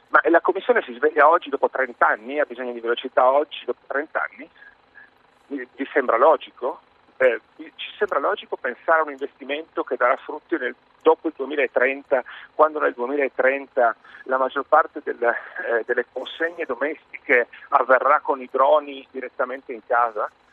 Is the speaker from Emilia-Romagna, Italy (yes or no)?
no; Trieste, Friuli-Venezia Giulia, Italy; sono triestino